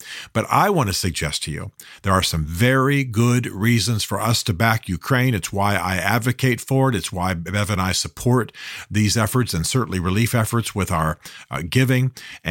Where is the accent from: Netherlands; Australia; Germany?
Germany; I grew up in Western Europe. Many of you know that I spent many, many years of my youth in Germany, have a real affinity with Germany